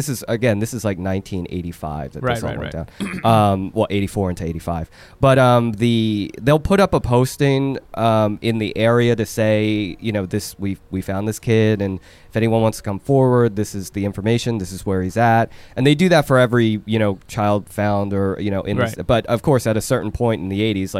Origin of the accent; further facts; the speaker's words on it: Seoul, South Korea; Okay, so I'm from South Korea, from Seoul.